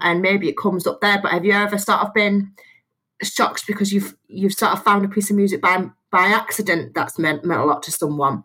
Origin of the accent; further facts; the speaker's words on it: County Durham, North East England, United Kingdom; moved away; when I was a little kid, I grew up in County Durham